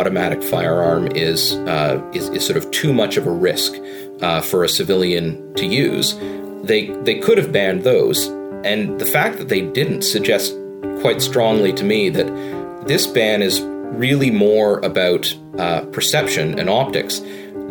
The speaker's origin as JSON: {"language": "English", "town": "Toronto", "region": "Ontario", "country": "Canada", "tie": "born or raised there", "said": "I grew up in Toronto"}